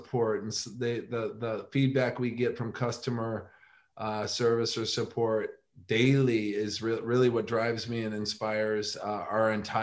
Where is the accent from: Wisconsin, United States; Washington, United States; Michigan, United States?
Michigan, United States; growing up in Michigan